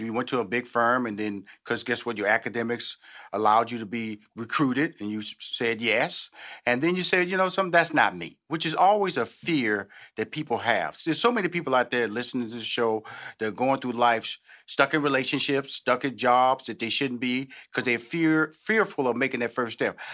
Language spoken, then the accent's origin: English; Houston, Texas, United States; I'm from Houston